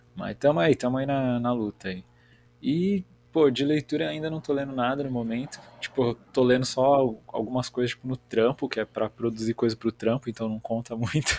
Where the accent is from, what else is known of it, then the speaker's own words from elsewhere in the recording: Biritiba Mirim, São Paulo, Brazil; eu sou de São Paulo, uma cidade chamada Biritiba Mirim